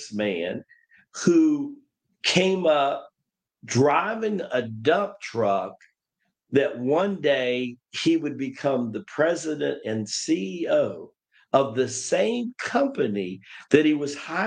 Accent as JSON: {"language": "English", "region": "Tennessee", "country": "United States", "tie": "born or raised there", "said": "growing up in Tennessee"}